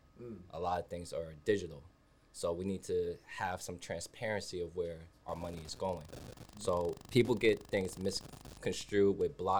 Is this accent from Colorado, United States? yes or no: no; New York City, New York, United States; I'm from Bronx, New York.